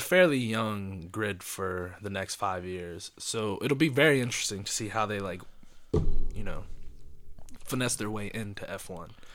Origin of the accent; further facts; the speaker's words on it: United States; as an Indian, American born Indian man